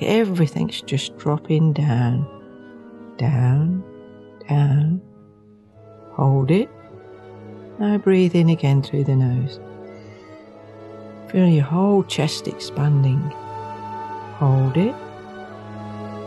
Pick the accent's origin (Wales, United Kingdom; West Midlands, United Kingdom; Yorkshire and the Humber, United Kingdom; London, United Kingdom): Wales, United Kingdom; now in New Zealand; I'm Welsh